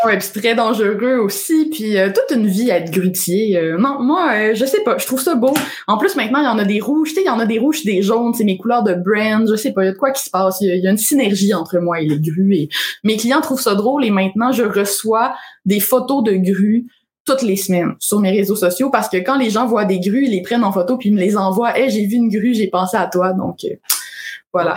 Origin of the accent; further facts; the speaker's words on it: Alma, Quebec, Canada; moved away as an adult; also born or lived in Ottawa; j'ai grandi à Alma, au lac Saint-Jean